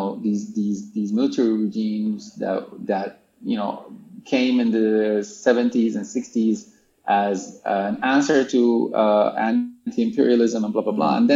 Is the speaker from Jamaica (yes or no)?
no; Sudan; I'm from Sudan